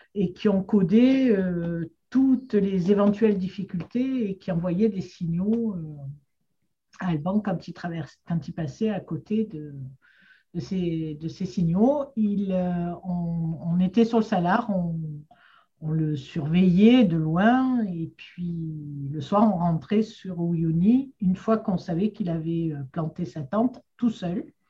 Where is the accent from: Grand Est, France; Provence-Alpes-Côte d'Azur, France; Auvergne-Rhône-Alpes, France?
Provence-Alpes-Côte d'Azur, France; Marseille; j'ai grandi à Marseille